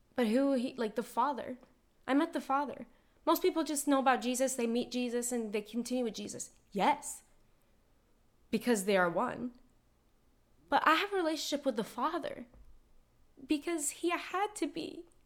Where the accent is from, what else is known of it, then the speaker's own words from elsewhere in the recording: Lebanon; I was born in Lebanon